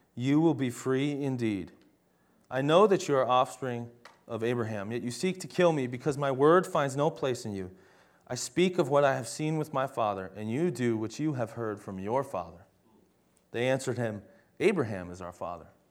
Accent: United States

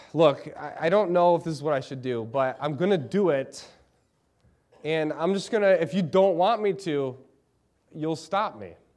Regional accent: Lansing, Michigan, United States; moved away as an adult; now in Eau Claire, United States; I'm from Lansing, Michigan. I love Lansing, Michigan.

